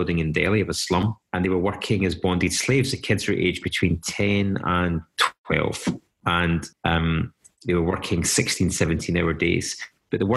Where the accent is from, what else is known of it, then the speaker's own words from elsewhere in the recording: Paisley, Scotland, United Kingdom; growing up in Paisley